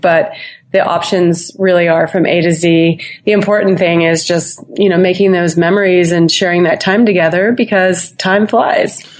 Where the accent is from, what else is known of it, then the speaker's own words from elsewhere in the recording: Ohio, United States; I um, am a Midwesterner. I grew up in Ohio